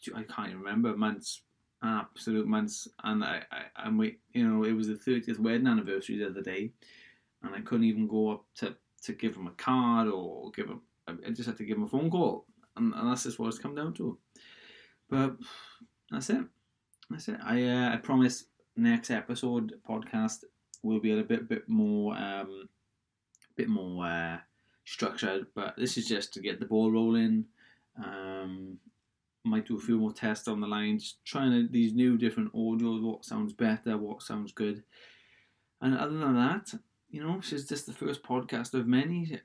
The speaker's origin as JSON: {"language": "English", "region": "Wales", "country": "United Kingdom", "accent": "Welsh", "said": "I'm Welsh, so I guess I guess if, if you didn't know that from my accent by now"}